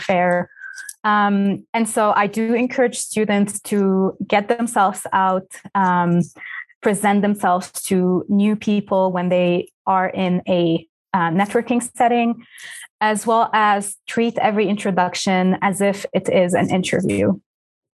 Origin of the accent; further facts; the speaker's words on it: Lebanon; first language Arabic; English is a second language; moved away; I am Lebanese by origin. And so back home, I went to a French school. So my mother tongue is Arabic